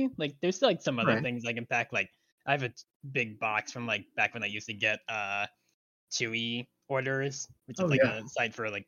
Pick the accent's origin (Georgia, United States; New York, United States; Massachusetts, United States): New York, United States; Long Island; I grew up on Long Island